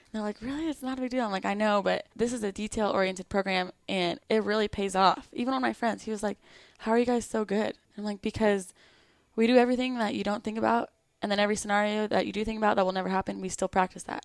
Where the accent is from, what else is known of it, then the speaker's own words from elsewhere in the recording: Lakeside, California, United States; moved away as an adult; now in Florida, United States; I grew up in Lakeside, California. It's in San Diego